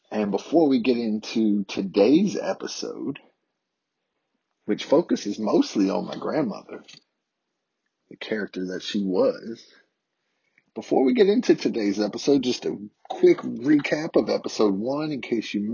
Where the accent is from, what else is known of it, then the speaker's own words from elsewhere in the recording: the South, United States; as a white adult male born and raised in the South about my experiences with being socialized into a world that's dominated by white supremacy and dominated by systemic racism.